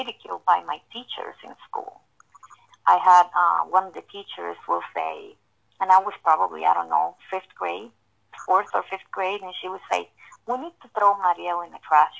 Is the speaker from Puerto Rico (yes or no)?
yes; Puerto Rico; born and raised in Puerto Rico